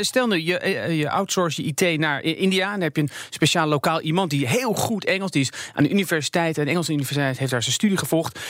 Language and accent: Dutch; Netherlands; als Nederlander